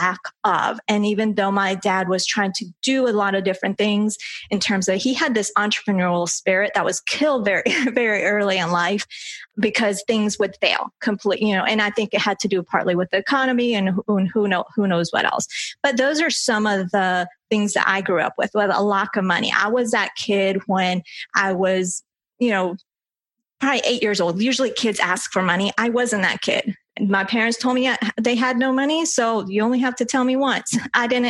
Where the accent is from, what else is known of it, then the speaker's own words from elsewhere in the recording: Colombia; English is a second language; now in United States; I was born in Colombia